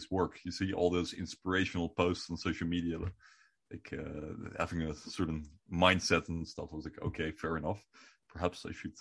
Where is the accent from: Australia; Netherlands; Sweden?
Netherlands; first language Dutch; English is a second language